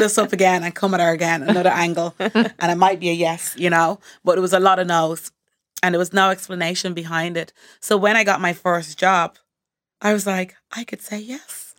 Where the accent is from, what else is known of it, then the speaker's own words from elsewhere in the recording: Montserrat; I'm from the Caribbean, Montserrat in the Caribbean